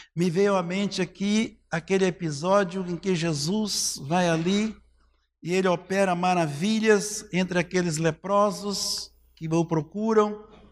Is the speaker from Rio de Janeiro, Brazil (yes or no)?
no; Cristianópolis, Goiás, Brazil; Era Gameleira, depois Cristianópolis, né? Quero te falar mal, não, mas É a melhor cidade do país, tá? É a minha terra natal.